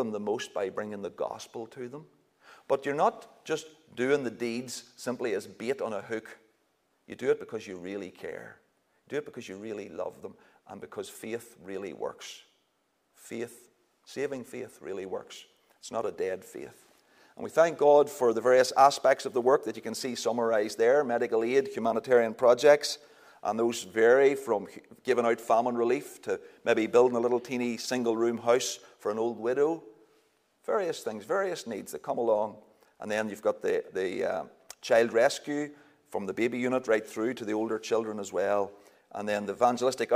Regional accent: Northern Ireland, United Kingdom; also born or lived in Kenya; we say we all the time in Northern Ireland

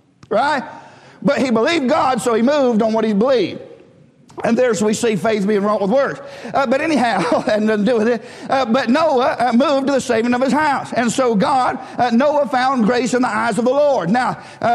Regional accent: United States; we're American

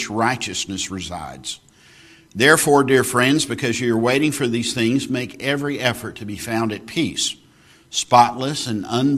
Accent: Texas, United States; I grew up in Texas

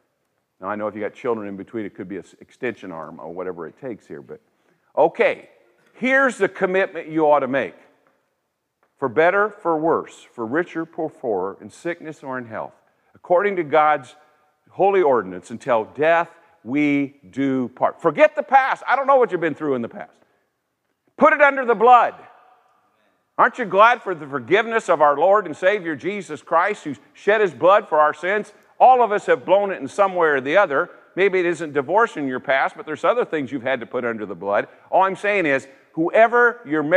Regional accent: Indiana, United States; also born or lived in Greenville, South Carolina; I'm from Indiana

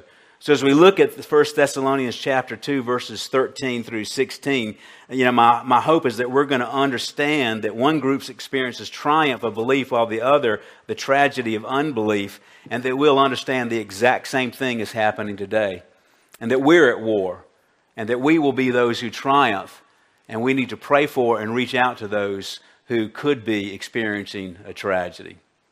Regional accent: Colombia; my childhood growing up in Colombia back in the 1960s

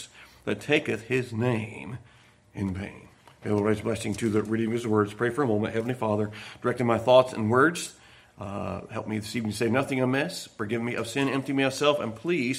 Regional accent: Millersburg, Ohio, United States; also born or lived in Richmond Dale, Ohio; I was born in Millersburg, Ohio. My family's from Richmonddale, Ohio.

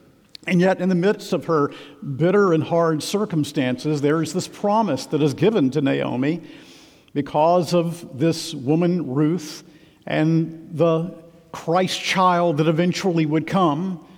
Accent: Macon, Georgia, United States; my hometown of Macon, Georgia

